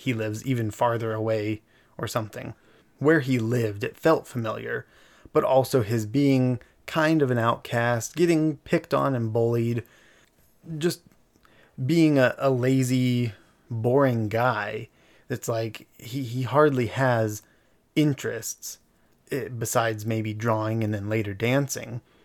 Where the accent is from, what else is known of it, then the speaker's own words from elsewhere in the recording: Eagle Mountain, Utah, United States; We grew up in Eagle Mountain for a, a large part of our life.